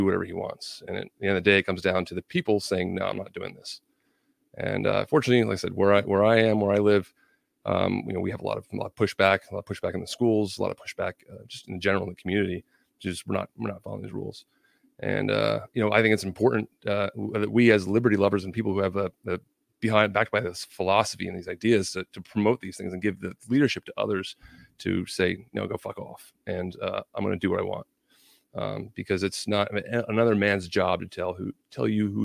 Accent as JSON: {"language": "English", "region": "New Jersey", "country": "United States", "tie": "born or raised there", "moved": "as an adult", "lives_now": "Pennsylvania, United States", "said": "I was actually born and raised in New Jersey, right over the river"}